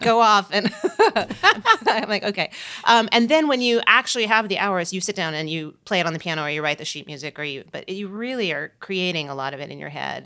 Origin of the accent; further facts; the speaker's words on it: Tennessee, United States; moved away; I grew up in Tennessee and I was this pianist kid in a town where no one else